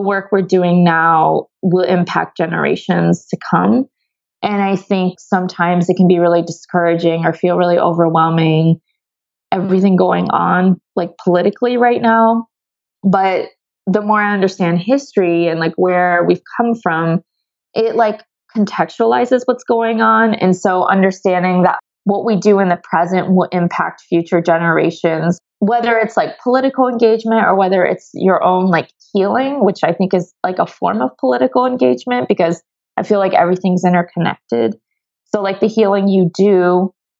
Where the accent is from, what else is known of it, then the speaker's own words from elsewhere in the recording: Ohio, United States; moved away; also born or lived in Seattle; I grew up in the Midwest in Ohio